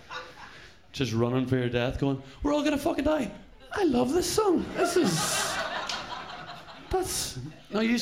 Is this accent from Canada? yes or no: no; Belfast, Northern Ireland, United Kingdom; I'm from Northern Ireland, but, like, my parents are from down here